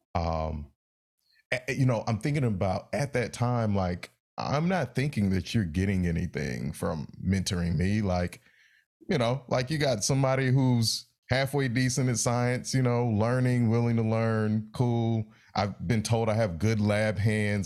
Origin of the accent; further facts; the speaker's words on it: Raleigh, North Carolina, United States; the way I grew up in Raleigh